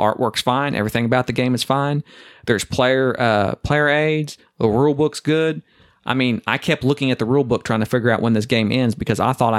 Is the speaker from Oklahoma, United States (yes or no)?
yes; Oklahoma, United States; I'm not from Texas. It's sufficient. I'm from Oklahoma.